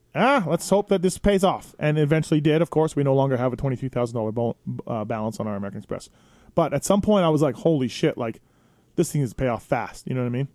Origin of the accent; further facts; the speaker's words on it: Manitoba, Canada; moved away as an adult; also born or lived in San Diego, United States / Anaheim, United States; now in United States; me being Canadian and being in America